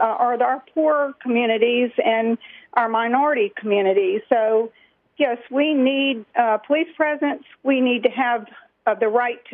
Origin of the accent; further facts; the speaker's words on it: Louisiana, United States; I'm from Louisiana